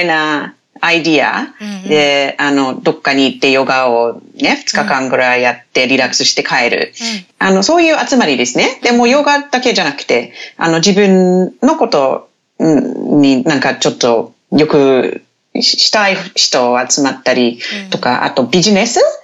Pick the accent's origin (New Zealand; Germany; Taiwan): New Zealand; Te Anau, Southland; Japanese is a second language; moved away as an adult; now in Japan; 私のふるさとっていう町はテアナウっていう町なんですけど